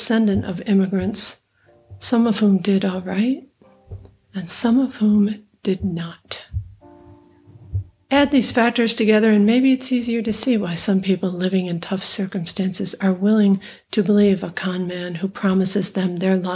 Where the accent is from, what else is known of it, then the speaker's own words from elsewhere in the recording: far upstate New York, United States; now in Minneapolis, United States; I grew up in Trump country. I am from deep rural, nearly all white, blue collar, conservative, far upstate New York, the opposite of Manhattan